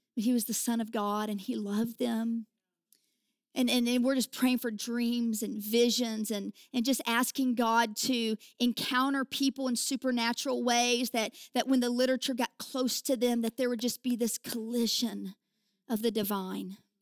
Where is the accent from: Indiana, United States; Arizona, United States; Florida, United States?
Indiana, United States; southern; accent: hick; also born or lived in Kentucky; I was born in Kentucky and I was raised in southern Indiana. And, you know, this accent is, uh, I actually say that it's a hick anointing